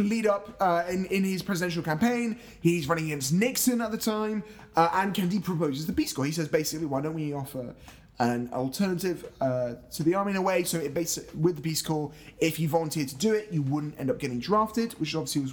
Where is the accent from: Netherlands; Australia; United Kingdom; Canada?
United Kingdom; Scotland; as a Scottish person